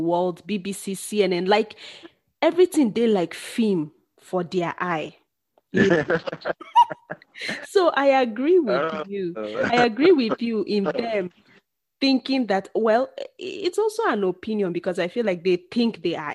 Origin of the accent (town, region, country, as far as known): Nigeria; now in South Africa